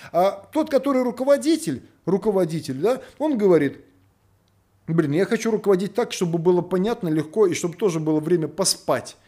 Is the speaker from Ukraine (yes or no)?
no; Belarus; now in Russia; я сам белорус.